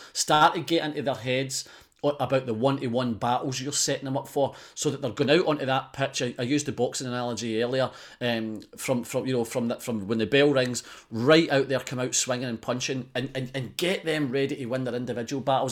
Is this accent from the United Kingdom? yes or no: yes; Scotland, United Kingdom; as a Scotsman